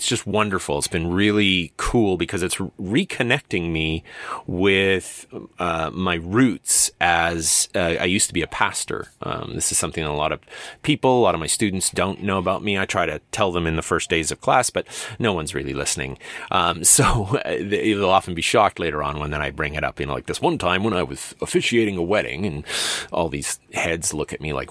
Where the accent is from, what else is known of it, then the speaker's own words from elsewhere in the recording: Medicine Hat, Alberta, Canada; my hometown of Medicine Hat